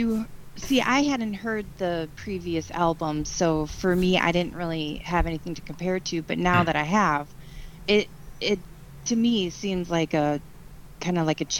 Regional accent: Midwest, United States; I might be a little bit biased because I'm from the Midwest.

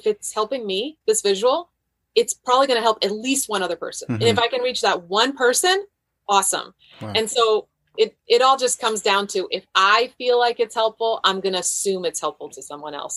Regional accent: Croatia; now in United States; My whole family, I'm from Croatia. My whole family was in Croatia

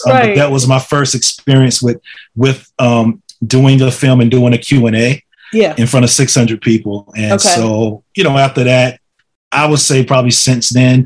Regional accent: Laurinburg, North Carolina, United States; It's a historic black boarding and day school in my hometown.

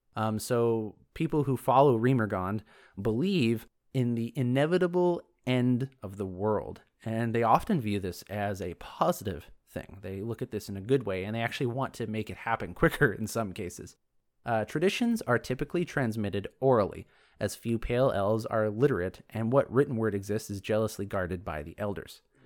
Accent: Canada; I'm me from Canada

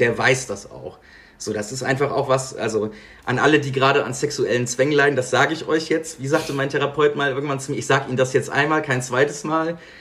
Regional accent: Bergisches Land, North Rhine-Westphalia, Germany; moved away as an adult; now in Bonn, Germany; Also ich komme ursprünglich aus dem Bergischen Land. Bergisches Land, Nähe Köln, zwischen Köln und Siegen

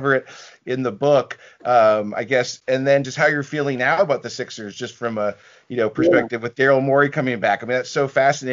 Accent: the Northwest, Pacific Northwest, United States; we're both from the Northwest

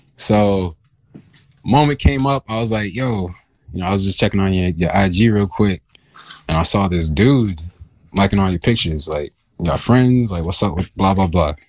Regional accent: Augusta, Georgia, United States; also born or lived in Dahlonega, Georgia; I'm originally from Augusta, Georgia

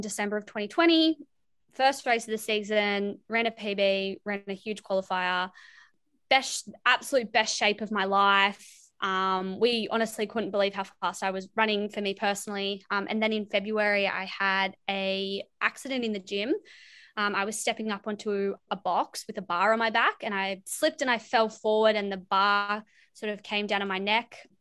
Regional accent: Wollongong, New South Wales, Australia; I'm from Wollongong, New South Wales

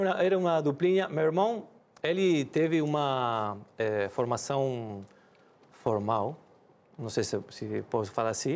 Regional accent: Rosario, Santa Fe, Argentina; Portuguese is a second language; moved away as an adult; now in Brazil; Voltamos para a mesma cidade onde eu nasci, Rosário

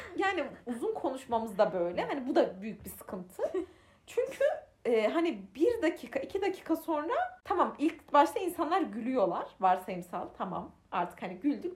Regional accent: Konya, Turkey; biz Konyalıyız ve Konya'da doğduk

